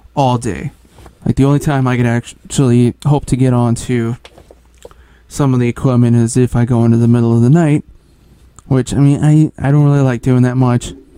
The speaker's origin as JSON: {"language": "English", "region": "Midwest", "country": "United States", "moved": "yes", "said": "I'm actually from the Midwest"}